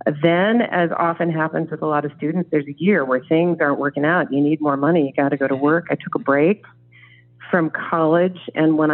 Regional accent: Norman, Oklahoma, United States; moved away as an adult; also born or lived in Taiwan; I was born and raised in Norman. I'm actually, as far as I can tell, about a seventh generation Oklahoman

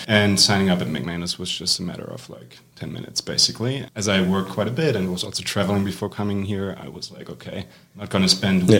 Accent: Germany; moved away as an adult; now in Evanston, United States; I'm a second year. I'm from Germany. I've never really lived in the US before.

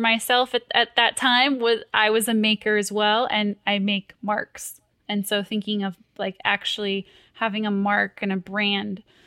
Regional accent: Fullerton, California, United States; I grew up in Fullerton, California

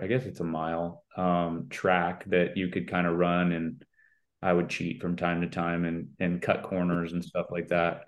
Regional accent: Vero Beach, Florida, United States; vero beach where i grew up

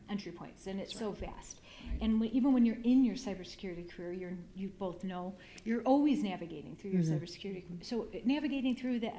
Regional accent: Chicago, Illinois, United States; It was in Chicago, from my hometown

